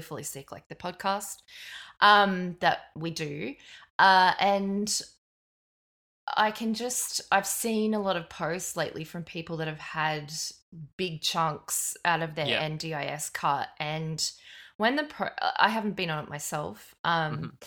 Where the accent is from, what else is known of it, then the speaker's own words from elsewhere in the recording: Brisbane, Queensland, Australia; I'm from Brisbane